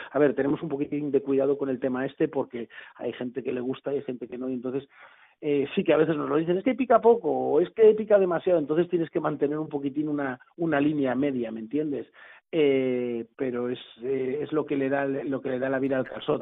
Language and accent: Spanish; Blanes, Catalonia, Spain; now in Barcelona, Spain; yo soy de la Costa Brava de, de, de, Blanes, del primer pueblo de la Costa Brava